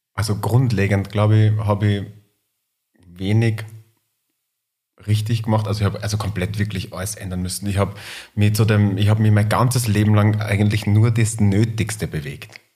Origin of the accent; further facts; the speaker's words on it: Linz, Upper Austria, Austria; now in Vienna, Austria; ich bin Wahlwiener, aber komme ursprünglich aus Linz